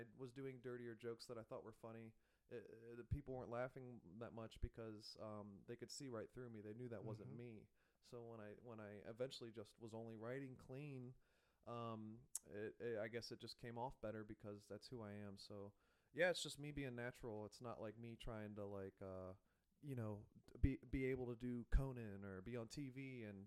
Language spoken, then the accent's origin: English; Noblesville, Indiana, United States; I'm from Noblesville, 45 minutes from Indianapolis